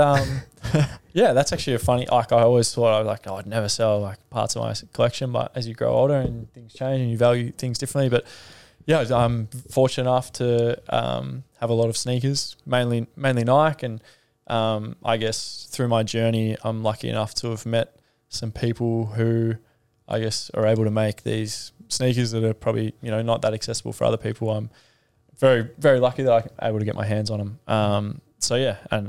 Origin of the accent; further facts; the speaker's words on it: Melbourne, Victoria, Australia; I grew up in Melbourne, in Sandringham.